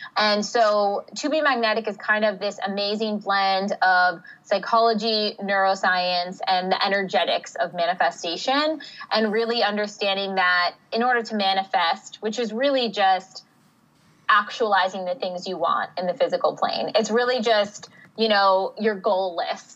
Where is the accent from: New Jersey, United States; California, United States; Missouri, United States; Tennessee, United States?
New Jersey, United States; moved away as an adult; also born or lived in Pennsylvania / Chicago; I'm from the East Coast originally. I'm from Jersey